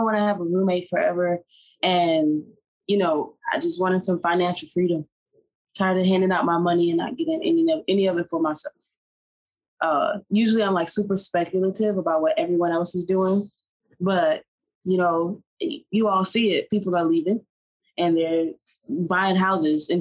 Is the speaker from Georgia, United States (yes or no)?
no; Birmingham, Alabama, United States; also born or lived in New York; now in Atlanta, United States; I was born in Alabama, in Birmingham, Alabama, actually. And then like most of my adult life, I spent in New York. And then we live out here in Atlanta now